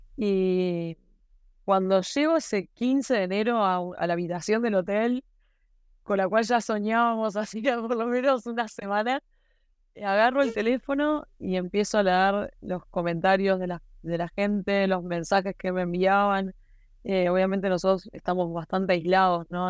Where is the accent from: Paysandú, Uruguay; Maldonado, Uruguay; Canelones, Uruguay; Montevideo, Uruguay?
Maldonado, Uruguay; yo soy de Maldonado